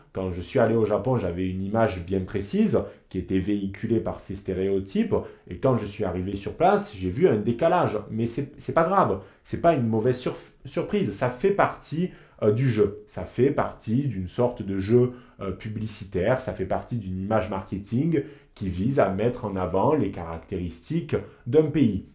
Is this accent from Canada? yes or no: no; southern France, France; moved away as an adult; also born or lived in Lyon; quand je rentre chez moi dans le sud